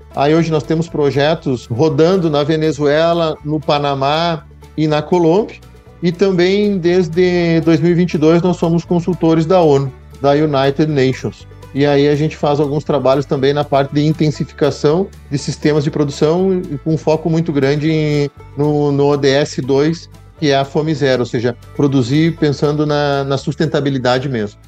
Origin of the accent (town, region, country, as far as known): Júlio Castilhos, Rio Grande do Sul, Brazil; born or raised there; also born or lived in Nova Palma